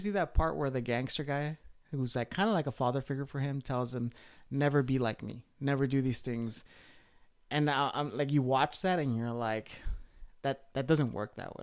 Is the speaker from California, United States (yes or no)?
yes; Los Angeles, California, United States; moved away; I'm from Los Angeles.